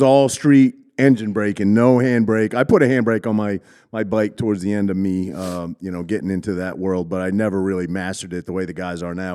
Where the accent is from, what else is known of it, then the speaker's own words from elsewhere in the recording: Cherryfield, Maine, United States; moved away; I grew up in Maine, little tiny East Coast